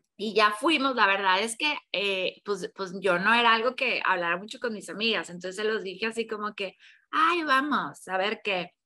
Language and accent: Spanish; Mexico; also born or lived in Tamaulipas / Mexico City; soy mexicana, yo vivo en, en Tamaulipas, que es un estado que está pegado con la frontera